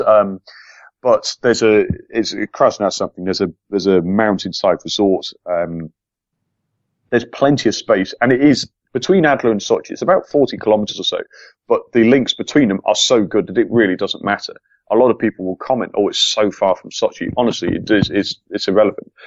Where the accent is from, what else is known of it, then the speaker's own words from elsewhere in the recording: England, United Kingdom; an Englishman